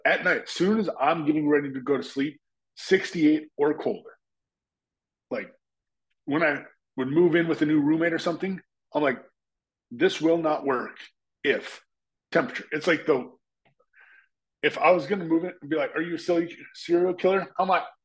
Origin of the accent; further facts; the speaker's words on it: Minnesota, United States; I grew up in Minnesota